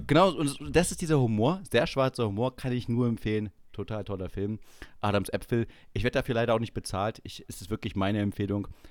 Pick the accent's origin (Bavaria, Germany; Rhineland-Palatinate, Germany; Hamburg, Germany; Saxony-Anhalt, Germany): Saxony-Anhalt, Germany; Schönebeck; bei uns in Schönebeck